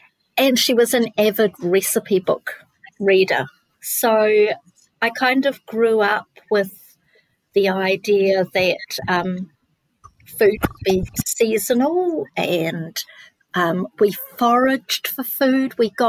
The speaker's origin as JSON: {"language": "English", "region": "Nelson", "country": "New Zealand", "tie": "born or raised there", "said": "I'm born in New Zealand, but moved around a lot. Most of my early years were in Nelson, which is a lovely foodie place."}